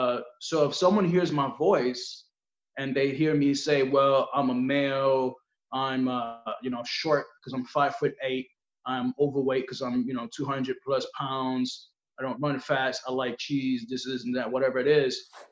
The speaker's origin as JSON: {"language": "English", "town": "Brooklyn", "region": "New York", "country": "United States", "tie": "born or raised there", "said": "Yeah, born and raised."}